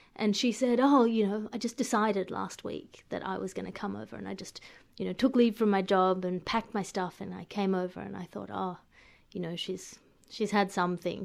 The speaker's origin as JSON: {"language": "English", "country": "Australia", "said": "an Australian coming to an, uh, to an American city"}